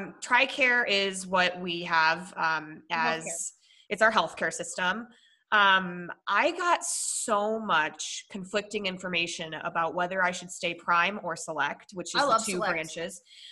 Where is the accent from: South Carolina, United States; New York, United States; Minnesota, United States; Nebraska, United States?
Minnesota, United States; born there; also born or lived in Colorado; So I was born in Minnesota and then I traded Minnesota for Colorado